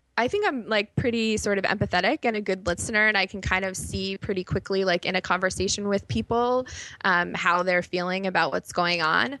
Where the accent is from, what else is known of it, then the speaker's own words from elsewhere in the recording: Chicago, Illinois, United States; moved away as an adult; also born or lived in New York; I grew up in Chicago.